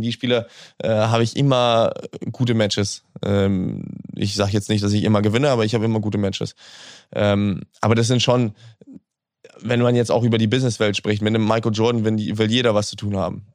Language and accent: German; Hamburg, Germany; Hamburg ist die Stadt, wo ich, wo ich groß geworden bin, wo ich geboren bin, wo ich aufgewachsen bin.